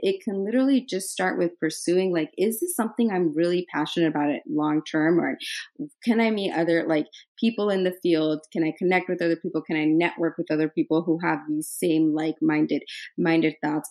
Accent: Idaho, United States; moved away as an adult; also born or lived in New York; I'm from Idaho

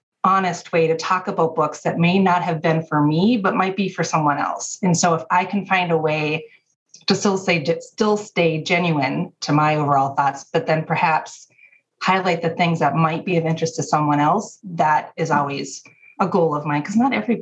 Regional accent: Minnesota, United States; moved away as an adult; now in Wisconsin, United States; I grew up in Minnesota, went to college at a state school in Wisconsin, and just stayed

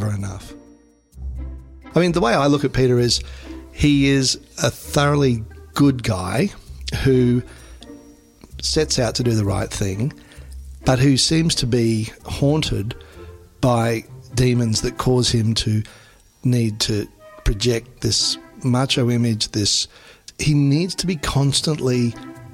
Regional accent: Queensland, Australia; accent: slow drawl; as a Queenslander, I've got a bit of a slow drawl

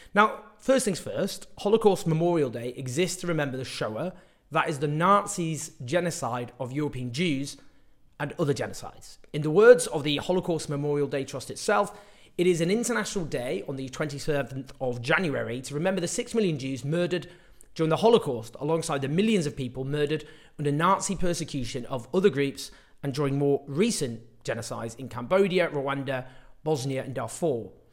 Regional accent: Stockport, North West England, United Kingdom; a Labour meeting in my hometown, Stockport

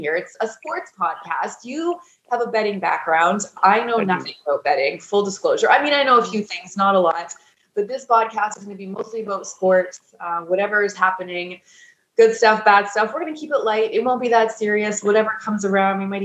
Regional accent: Edmonton, Alberta, Canada; moved away as an adult; also born or lived in Toronto; now in Calgary, Canada; born and raised in Edmonton. I just moved to Calgary last month.

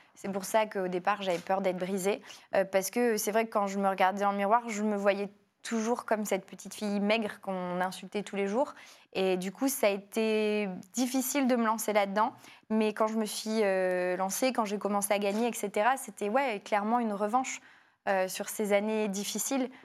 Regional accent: Lille, Hauts-de-France, France; je suis née à Lille, c'était vraiment ma ville.

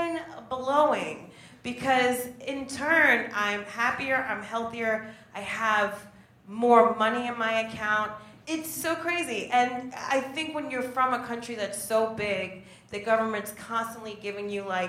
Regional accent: New Jersey, United States; I am from Jersey. What's up, Jersey? The Netherlands is the size of Jersey.

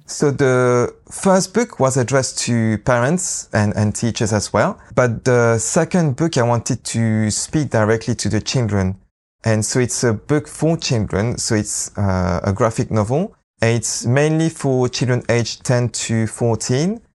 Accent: Lyon, Auvergne-Rhône-Alpes, France; English is a second language; moved away as an adult; also born or lived in London, England / Leicester, England; I grew up in France, in Lyon, uh, with a mom who's Japanese

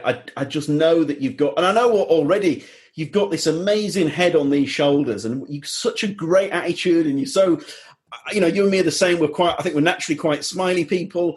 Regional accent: Leeds, Yorkshire and the Humber, United Kingdom; moved away; also born or lived in Brixton, London; I'm from Leeds, but Brixton is so close to my heart because we lived in Brixton for 3.5 years

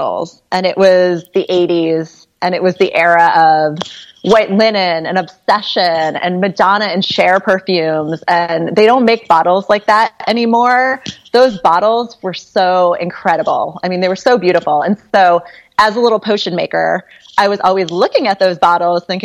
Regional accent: Cambridge, Massachusetts, United States; also born or lived in Berkeley; now in Hudson Valley, United States; I grew up in Cambridge, Massachusetts

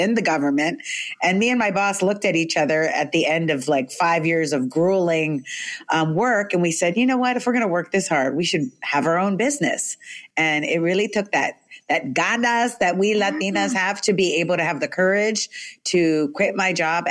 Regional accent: California, United States; also born or lived in New York, United States; when I was in elementary school, we moved from New York to California

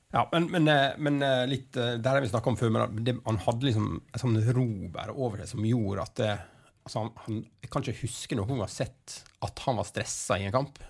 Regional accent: Ulsteinvik, Møre og Romsdal, Norway; jeg er fra Ulsteinvik sjøl

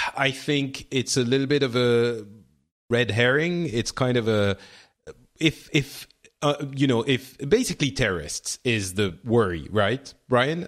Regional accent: France; I'm from France

